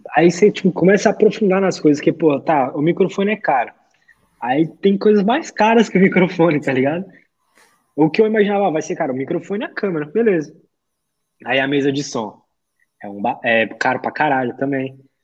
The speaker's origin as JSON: {"language": "Portuguese", "region": "São Paulo", "country": "Brazil", "said": "Eu sou de São Paulo aqui"}